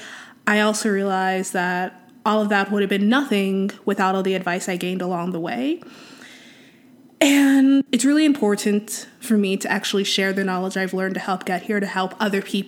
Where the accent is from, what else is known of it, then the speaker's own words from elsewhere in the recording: Gaithersburg, Maryland, United States; moved away as an adult; also born or lived in Washington, District of Columbia, United States / New York / Philadelphia; now in Twin Cities, United States; I was born in DC and raised just outside it in Gaithersburg, Maryland